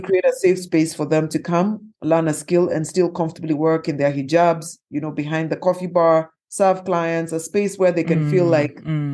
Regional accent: Kenya; as a Kenyan entrepreneur, as a woman

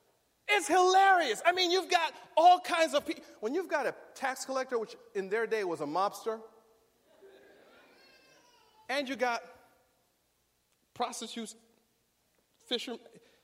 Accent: Riverside, California, United States; And I'll say, I'm from Riverside. And they're like, what? What's there? Where's that? Oh, it's in California.

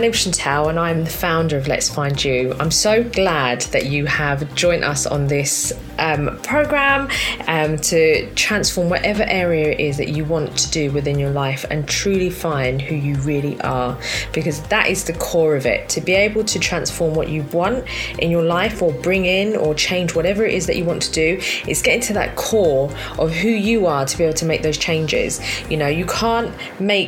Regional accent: London, United Kingdom; I was born in South London, Southwest London to be specific

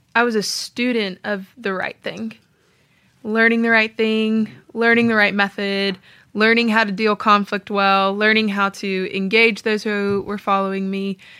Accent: Tennessee, United States; moved away as an adult; also born or lived in Georgia; I'm from Tennessee

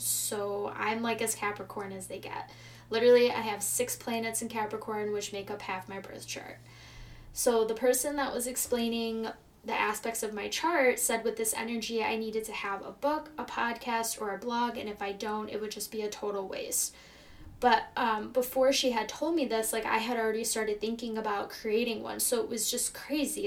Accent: Chicago, Illinois, United States; also born or lived in California; I'm from Chicago, Illinois, and I've lived here my entire life.

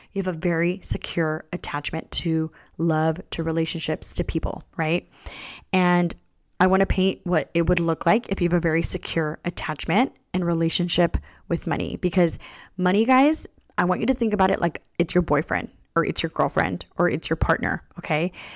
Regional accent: California, United States; I was born here in California, my parents came here

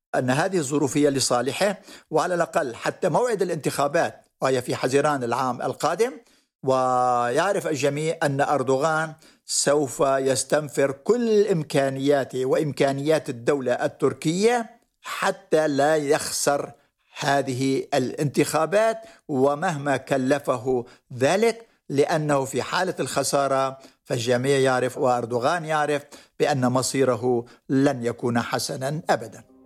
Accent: Jarabulus, Aleppo Governorate, Syria; moved away; مدينة جرابلس هي مدينتي التي ولدت فيها وترعرعت فيها حتى الثانوية.

